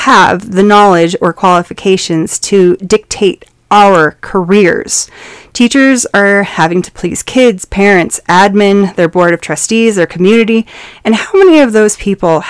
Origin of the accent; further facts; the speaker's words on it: Montana, United States; I come from Montana